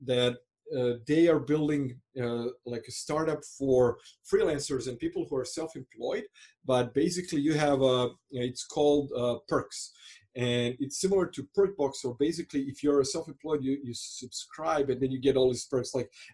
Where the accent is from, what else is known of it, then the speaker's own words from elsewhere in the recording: Croatia; English is a second language; I'm from Croatia